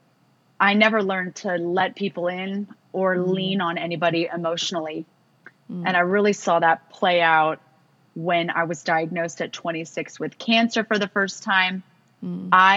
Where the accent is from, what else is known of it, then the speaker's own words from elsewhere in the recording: California, United States; growing up in California affords you the chance to be outside a lot